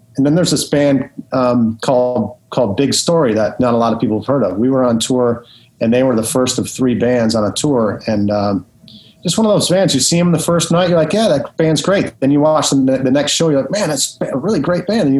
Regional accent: Detroit, Michigan, United States; back in Detroit, it was there was a lot of metal going on back then

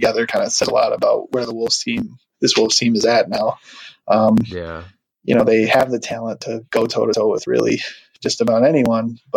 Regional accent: Wisconsin, United States; now in Minneapolis, United States; I'm originally from Wisconsin, but I live, in Minneapolis now

